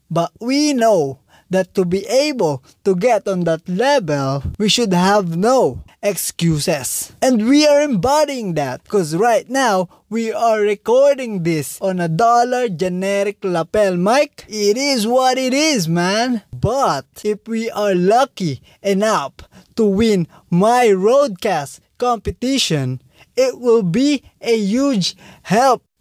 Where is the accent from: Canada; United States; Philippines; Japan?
Philippines; we are a Filipino startup podcast